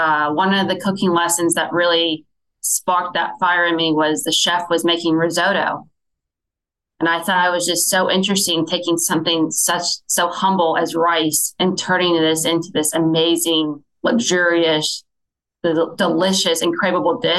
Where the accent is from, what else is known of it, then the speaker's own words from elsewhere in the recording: Fort Wayne, Indiana, United States; I grew up in Fort Wayne, Indiana. Shortly after graduating high school, I stayed in town